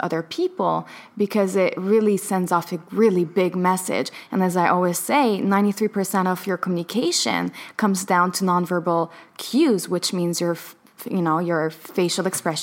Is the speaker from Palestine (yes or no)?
yes; Palestine; I was born in Palestine, so, you know, a land of occupation